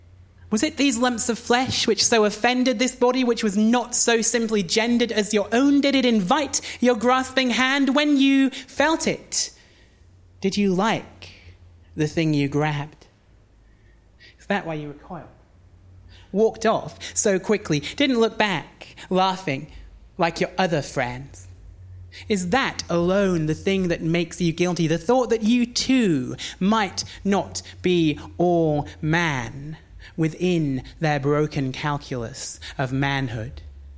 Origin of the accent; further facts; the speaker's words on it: Washington, North East England, United Kingdom; I don't sound like I'm from Newcastle. I am from there. Well, actually, I'm from a town called Washington, which is just outside of Newcastle.